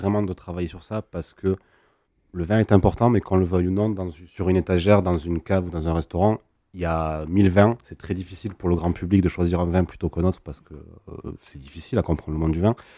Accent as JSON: {"language": "French", "area": "Languedoc", "region": "Occitania", "country": "France", "said": "chez nous dans le Languedoc"}